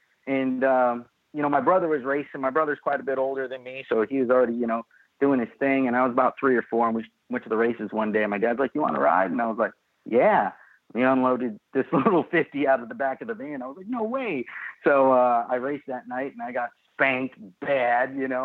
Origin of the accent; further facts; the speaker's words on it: California, United States; moved away as an adult; also born or lived in San Jose, California; now in Pennsylvania, United States; Well, I was born in San Jose, California, and I kind of grew up. My parents split up. My mom lived in Southern California. My dad lived in what's considered Northern California. So I bounced back and forth depending on who I was getting along with better.